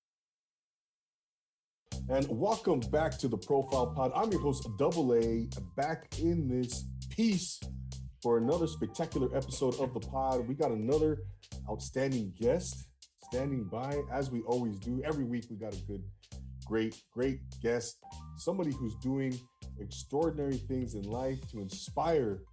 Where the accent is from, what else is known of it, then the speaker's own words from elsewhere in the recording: Rancho Cucamonga, California, United States; moved away as an adult; I grew up in Rancho Cucamonga